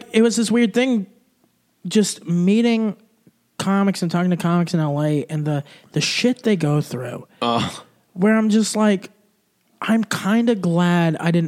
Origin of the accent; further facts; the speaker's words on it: Texas, United States; also born or lived in Germany; I'm just a Texan